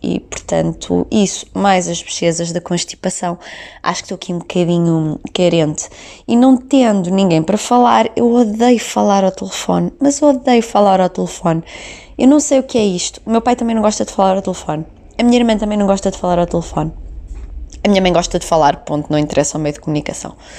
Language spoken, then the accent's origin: Portuguese; the North, Northern Portugal, Portugal; accent: Norte; por eu falar com o sotaque do Norte